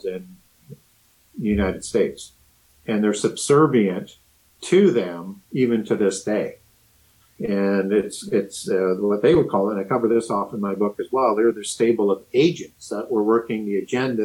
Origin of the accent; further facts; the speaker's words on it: Canada; I'm from Canada